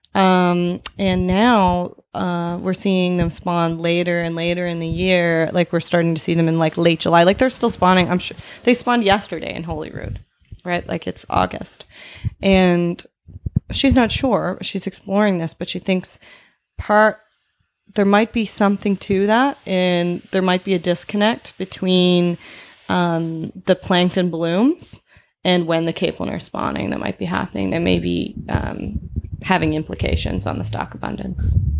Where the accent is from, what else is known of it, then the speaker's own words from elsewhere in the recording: Cape Breton, Nova Scotia, Canada; I am not from Newfoundland. I was, um, born in Cape Breton